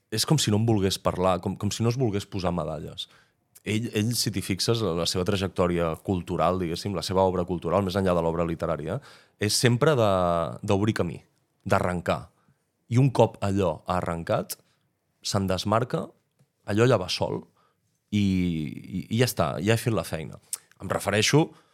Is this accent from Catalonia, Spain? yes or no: yes; Catalonia, Spain; tots els que ens considerem eh, catalans